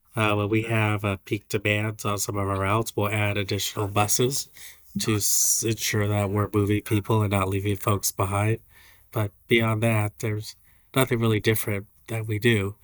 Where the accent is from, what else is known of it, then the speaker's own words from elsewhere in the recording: San Francisco Bay Area, California, United States; now in Hawaii, United States; I'm from the Bay Area